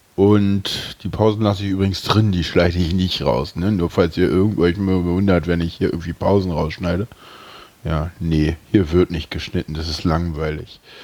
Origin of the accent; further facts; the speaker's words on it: Berlin, Germany; Ich bin Urberliner, ich bin hier geboren.